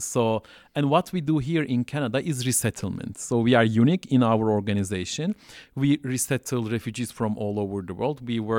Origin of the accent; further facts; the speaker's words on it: Southeastern Anatolia, Turkey; English is a second language; I can speak Turkish fluently with Istanbul accent. And so even though I'm coming from Southeast Turkey